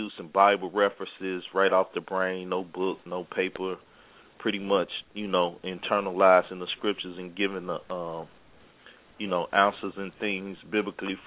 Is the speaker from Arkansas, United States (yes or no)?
yes; Arkansas, United States; also born or lived in Chicago, Illinois; I was planted in Arkansas, created in Arkansas. I was birthed in Chicago, Illinois.